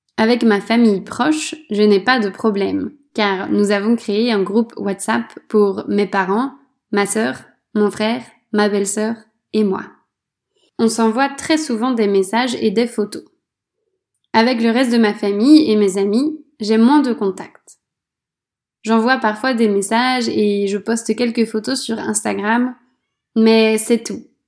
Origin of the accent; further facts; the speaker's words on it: France; moved away as an adult; Depuis que j'ai quitté la France